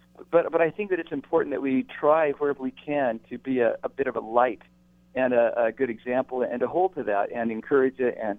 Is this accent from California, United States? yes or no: yes; California, United States; But I grew up in Northern California in the 60s.